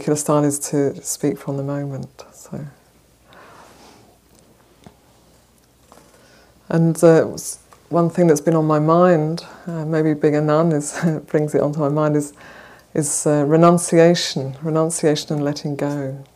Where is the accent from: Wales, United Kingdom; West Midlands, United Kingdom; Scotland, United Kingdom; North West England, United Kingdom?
Wales, United Kingdom; moved away as an adult; also born or lived in Bay Area, California; now in San Francisco, United States; I come from originally from Wales, and I've been living in the Bay Area since just towards the end of 2009